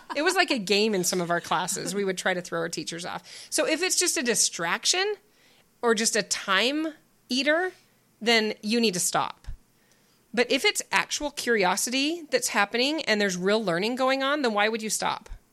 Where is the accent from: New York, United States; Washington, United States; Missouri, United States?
Washington, United States; Spokane; We grew up in Spokane, Washington.